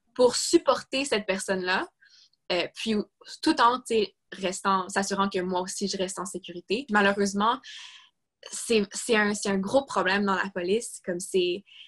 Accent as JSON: {"language": "French", "region": "Quebec", "country": "Canada", "said": "je suis québécoise"}